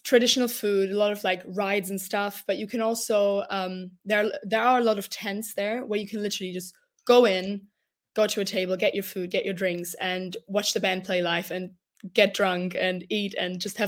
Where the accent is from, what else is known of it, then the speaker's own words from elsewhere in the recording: Stuttgart, Baden-Württemberg, Germany; also born or lived in Munich; I was brought up in Stuttgart, which is the less fancy version of Munich, in my opinion